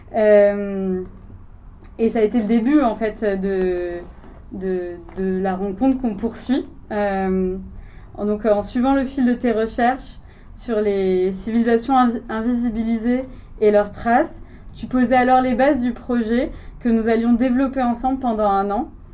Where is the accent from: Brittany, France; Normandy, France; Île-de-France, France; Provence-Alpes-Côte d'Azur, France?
Provence-Alpes-Côte d'Azur, France; Marseille; moi en tant que Marseillaise